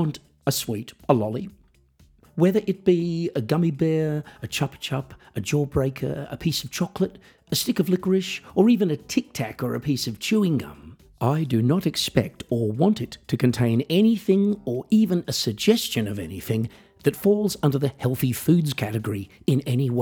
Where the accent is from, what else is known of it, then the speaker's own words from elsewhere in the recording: Australia; growing up in Australia